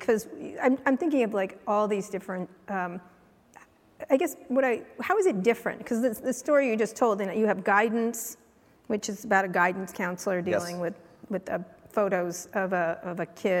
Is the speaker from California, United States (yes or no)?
yes; San Francisco, California, United States; we're from San Francisco